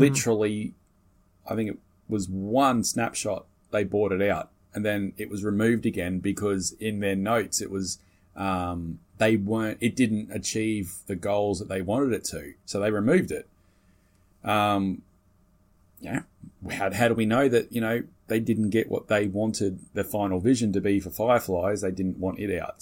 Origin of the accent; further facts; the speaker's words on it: Australia; being an Aussie